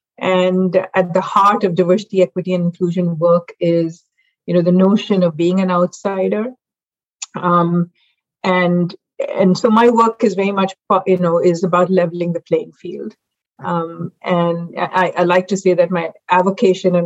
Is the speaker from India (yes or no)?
yes; Mumbai, Maharashtra, India; now in United States; I actually grew up in Mumbai, India